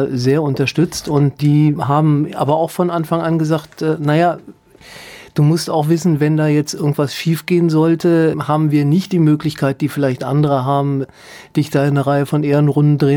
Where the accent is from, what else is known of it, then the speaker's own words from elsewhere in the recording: Leichlingen, North Rhine-Westphalia, Germany; also born or lived in Solingen; Ja, korrekt. Städtisch, ne? Ich bin äh, geboren in Solingen, aufgewachsen in Leichlingen. Das ist ein kleiner Ort